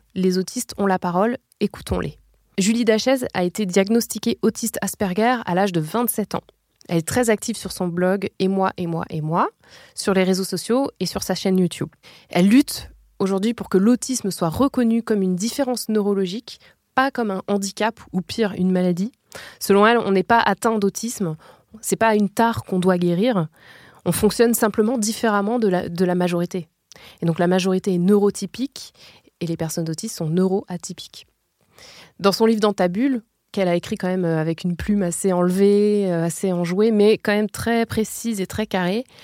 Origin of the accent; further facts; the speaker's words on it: France; chez nous en France